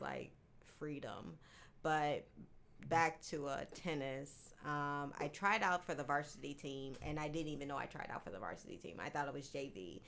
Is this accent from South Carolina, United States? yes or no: no; Detroit, Michigan, United States; I'm from Detroit originally